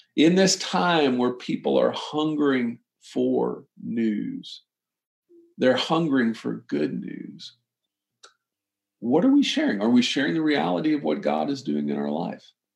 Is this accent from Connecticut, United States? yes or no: no; Austin, Texas, United States; growing up in Austin, my dad had this restaurant down the street from where I grew up